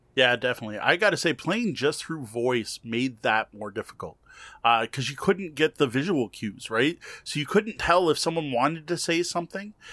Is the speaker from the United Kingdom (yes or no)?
no; Canada; as a Canadian